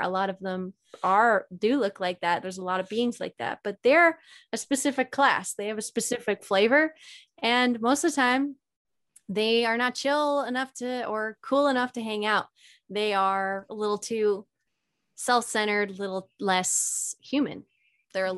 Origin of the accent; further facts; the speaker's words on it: Alberta, Canada; moved away as an adult; now in Sedona, United States; I originally I'm Canadian. Okay. I'm from Alberta, Canada, and I was living up there alone at the time.